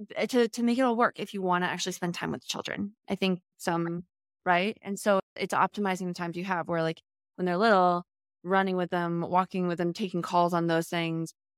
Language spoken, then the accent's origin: English; Charlottesville, Virginia, United States; moved away; I'm from Virginia originally, from Charlottesville